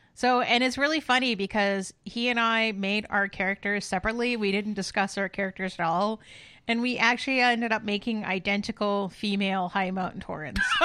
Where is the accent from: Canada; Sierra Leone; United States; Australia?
Canada; as a Canadian and an honorary Canadian